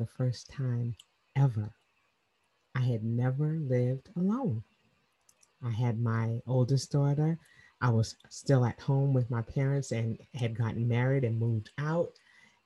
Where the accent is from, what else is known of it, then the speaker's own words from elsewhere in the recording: New York City, New York, United States; moved away as an adult; now in Atlanta, United States; I'm originally from Queens, New York, and I moved to Atlanta 25 years ago